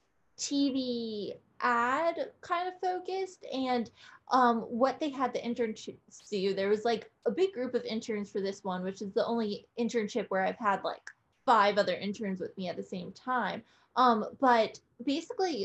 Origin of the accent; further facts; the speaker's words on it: New Jersey, United States; moved away as an adult; also born or lived in New York; now in Nashville, United States; I'm from New Jersey